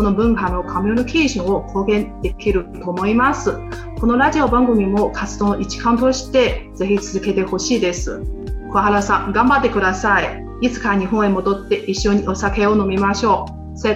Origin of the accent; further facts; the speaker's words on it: Taiwan; Japanese is a second language; J 町の出身は台湾ですから、こ